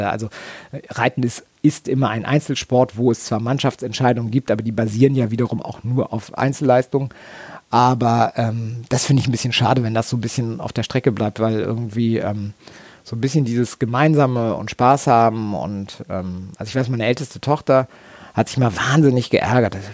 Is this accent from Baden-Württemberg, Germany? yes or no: no; Rastede, Lower Saxony, Germany; ich bin in Rastede groß geworden, im Oldenburgischen und das ist, äh, da ist das große Landesturnier, da ist die Stutenschau des Oldenburger Verbandes